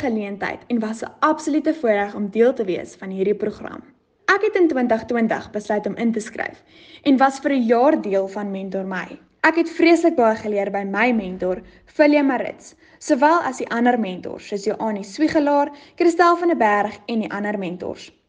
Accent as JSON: {"language": "Afrikaans", "town": "Boksburg", "region": "Gauteng", "country": "South Africa", "said": "Ek kom van Boksburg af"}